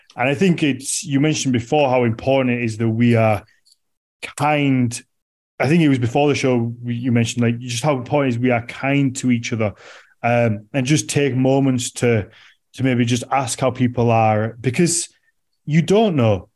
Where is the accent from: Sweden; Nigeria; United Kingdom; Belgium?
United Kingdom; as a British person